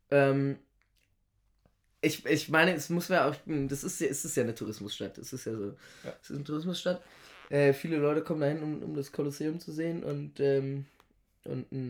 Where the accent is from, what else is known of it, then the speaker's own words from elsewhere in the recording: Italy; und da ist man dann natürlich als äh, Italiener, man kennt